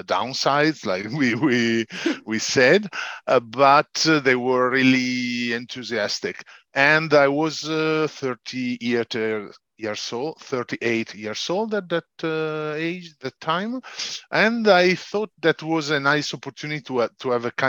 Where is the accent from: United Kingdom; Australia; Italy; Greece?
Italy; Casalpusterlengo, Lombardy; English is a second language; also born or lived in Piacenza, Italy; at 4 years old, we moved to Casal Pusterlengo, so Lombardy, the same region of Milan. So a bit up norther. And here I've been growing a lot